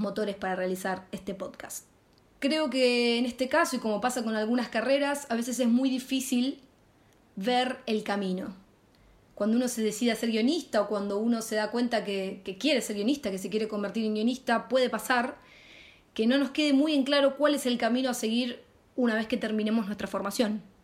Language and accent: Spanish; Rosario, Santa Fe, Argentina; moved away as an adult; now in Madrid, Spain; de la ciudad de Rosario, Argentina, y hace muy muy poquito instalada en Madrid, España.